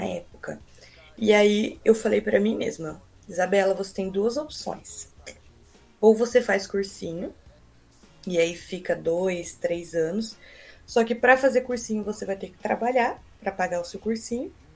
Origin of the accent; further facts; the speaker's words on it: Americana, São Paulo, Brazil; moved away as an adult; also born or lived in Rondonópolis, Mato Grosso; Eu sou natural de Americana, São Paulo, viajei bastante para estudar.